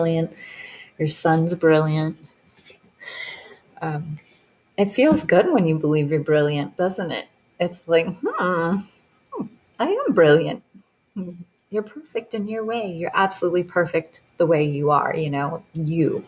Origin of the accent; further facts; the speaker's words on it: Detroit, Michigan, United States; now in Montana, United States; I moved away cross country because I'm from Detroit. And so moved all the way here in Montana.